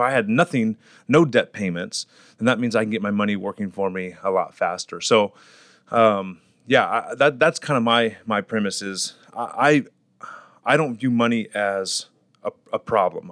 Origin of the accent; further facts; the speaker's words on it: Fresno, California, United States; I'm born and raised in Fresno, California.